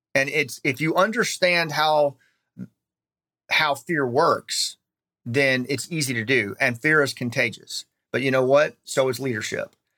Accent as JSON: {"language": "English", "country": "United States", "said": "we have an inherent obligation as American citizens"}